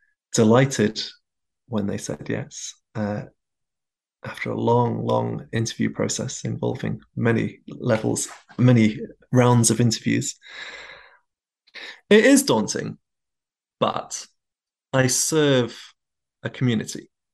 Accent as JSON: {"language": "English", "region": "England", "country": "United Kingdom", "said": "my home country of England."}